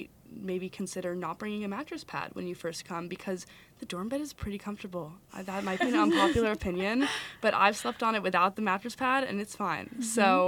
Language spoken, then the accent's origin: English; California, United States; now in Madison, United States; Yeah, I came with my parents from California, so we had like four suitcases